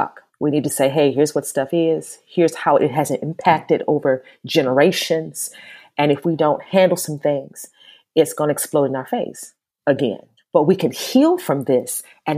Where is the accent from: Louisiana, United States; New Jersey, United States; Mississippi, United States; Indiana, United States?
Indiana, United States; Gary; also born or lived in New York; now in Charlotte, United States; back in my hometown of Gary